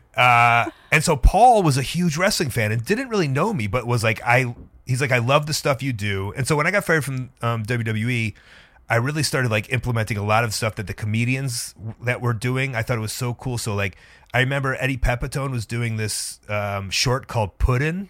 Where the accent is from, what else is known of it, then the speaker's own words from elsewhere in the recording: Deerfield, Illinois, United States; now in Chicago, United States; I grew up next to the Ed Dubevicks in Deerfield, Illinois